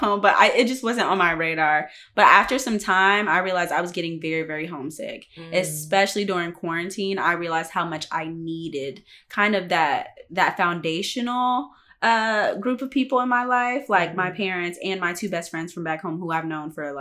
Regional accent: Atlanta, Georgia, United States; moved away as an adult; I'm actually from Atlanta, Georgia

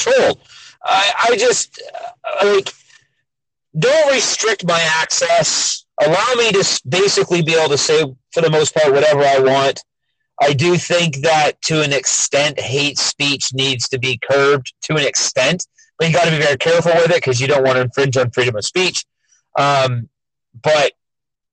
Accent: Milton, Ontario, Canada; moved away; my hometown of Milton, our hospital, when I moved away

